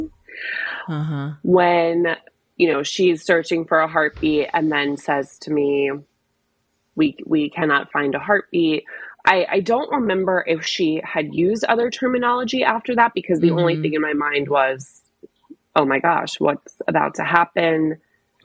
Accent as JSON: {"language": "English", "region": "New Jersey", "country": "United States", "moved": "as an adult", "lives_now": "Washington, DC, United States", "said": "I'm originally from New Jersey, but I've been based in DC for, almost 15 years now"}